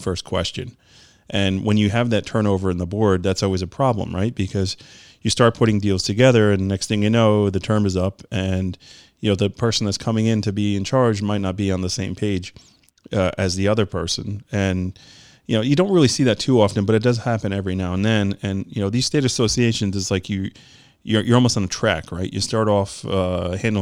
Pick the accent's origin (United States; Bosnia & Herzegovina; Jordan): United States; New York; I'm from New York